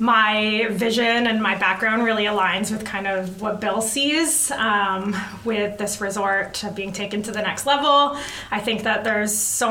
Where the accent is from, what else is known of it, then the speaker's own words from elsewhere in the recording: Tsawwassen, British Columbia, Canada; also born or lived in Victoria / Whistler / Vancouver; now in Comox Valley, Canada; I grew up in Tawasin, so near the ocean